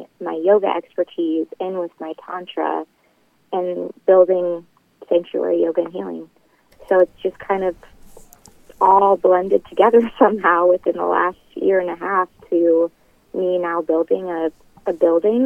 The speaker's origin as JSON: {"language": "English", "town": "Webster City", "region": "Iowa", "country": "United States", "tie": "born or raised there", "said": "here in Webster City, Iowa, my hometown"}